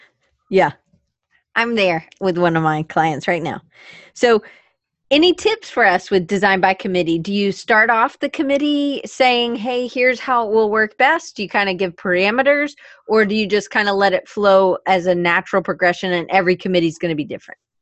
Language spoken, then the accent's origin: English; Atlanta, Georgia, United States; I grew up in Atlanta